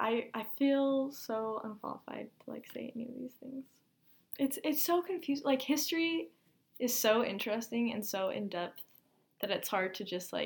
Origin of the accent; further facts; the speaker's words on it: United States; as an American, I'm a super mutt. And I'm mostly Norwegian, but then I'm like 44% Norwegian and then like 20-something percent English.